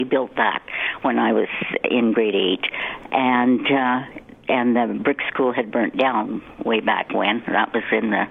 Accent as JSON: {"language": "English", "town": "Morinville", "region": "Alberta", "country": "Canada", "tie": "born or raised there", "said": "I grew up in Mornville, so it is my hometown also. And I went to school here and got married, stayed right here, and I'm still here."}